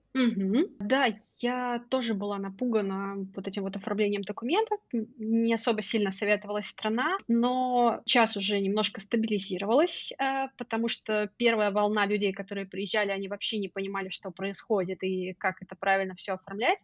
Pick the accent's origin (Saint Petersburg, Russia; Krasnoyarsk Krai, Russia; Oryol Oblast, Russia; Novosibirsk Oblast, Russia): Oryol Oblast, Russia; Oryol; moved away as an adult; also born or lived in Moscow, Russia; now in Podgorica, Montenegro; мой родной город Орел